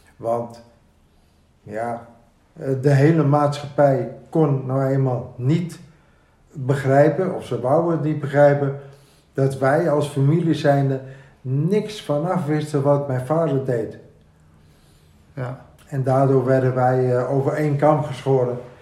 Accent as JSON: {"language": "Dutch", "town": "Amsterdam", "region": "North Holland", "country": "Netherlands", "tie": "born or raised there", "said": "Ik ben opgegroeid hier in Amsterdam, in de Jordaan, okay. Bloemgracht"}